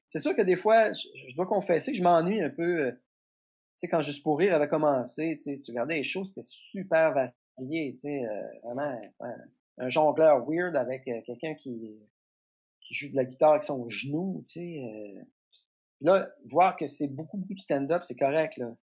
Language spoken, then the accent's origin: French; Trois-Pistoles, Quebec, Canada; la genèse de ça, c'est que moi, je viens de la campagne. {S3} Euh, {S2} je viens de Trois-Pistoles.